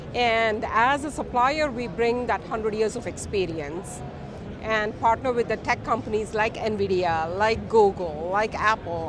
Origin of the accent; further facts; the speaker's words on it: India; now in Detroit, United States; I'm from India, I'm a Detroit implant. So I'm very proud to say I'm from Michigan.